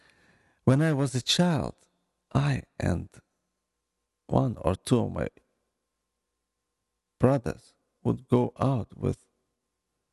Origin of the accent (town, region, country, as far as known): Ukraine; born or raised there; moved away